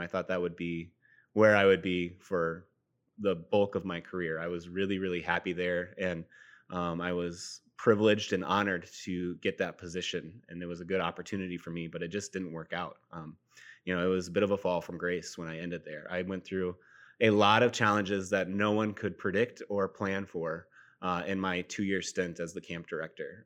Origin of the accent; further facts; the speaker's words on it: Sioux Falls, South Dakota, United States; also born or lived in Fort Dodge, Iowa; I was born and raised in Fort Dodge, Iowa, but we moved to Sioux Falls when I was in middle school, and so Sioux Falls is home.